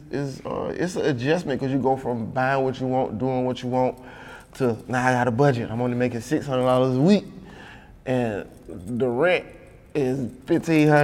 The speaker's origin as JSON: {"language": "English", "town": "Miami Gardens", "region": "Florida", "country": "United States", "said": "It was Carroll City. Now they call it Miami Gardens or Myrtle Gardens. I'm from Scott Lake"}